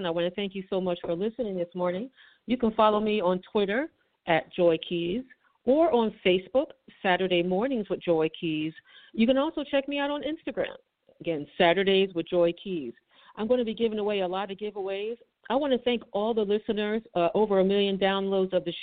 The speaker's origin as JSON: {"language": "English", "town": "Philadelphia", "region": "Pennsylvania", "country": "United States", "tie": "born or raised there", "said": "I'm from West Philly. I went to Powell School on 36 and Powelton."}